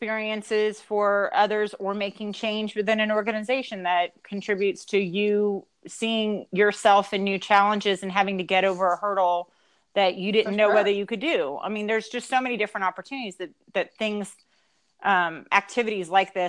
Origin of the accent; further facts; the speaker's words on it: Louisiana, United States; we're from Louisiana